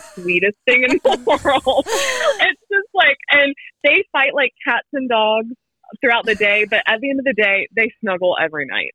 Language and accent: English; Wilmington, North Carolina, United States; moved away as an adult; now in Winston-Salem, United States; I was born and raised in Wilmington, met my husband in Wilmington